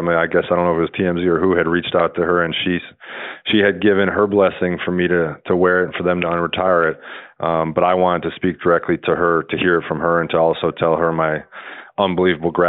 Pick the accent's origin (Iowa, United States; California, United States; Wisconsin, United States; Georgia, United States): Wisconsin, United States; I grew up obviously in Wisconsin